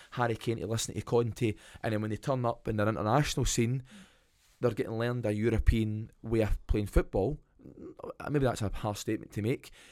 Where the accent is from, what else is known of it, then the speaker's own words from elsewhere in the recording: Scotland, United Kingdom; accent: Scottish; now in Perth, Australia; Love being Scottish, love my accent, love everything that you have got to do with being Scottish